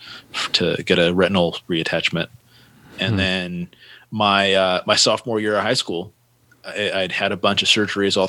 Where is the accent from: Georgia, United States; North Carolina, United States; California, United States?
California, United States; Santa Cruz; I was born in Santa Cruz, California